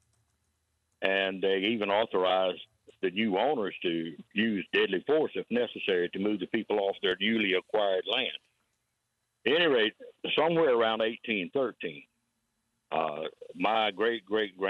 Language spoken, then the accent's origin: English; South Carolina, United States; I grew up in South Carolina